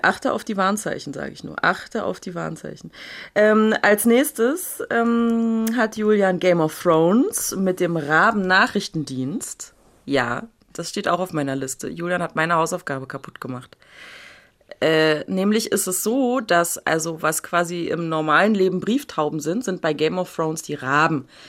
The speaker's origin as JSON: {"language": "German", "region": "Berlin", "country": "Germany", "tie": "born or raised there", "said": "aber Urberliner Jöre. Also, ne, hier geboren, aufgewachsen, nicht in Neukölln, aber in einem anderen, nicht ganz so schlimmen Ghetto"}